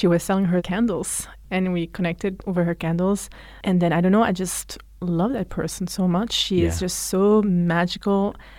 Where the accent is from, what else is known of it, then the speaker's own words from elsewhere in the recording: Flanders, Belgium; English is a second language; But because, you know, like I grew up in Belgium where we speak Dutch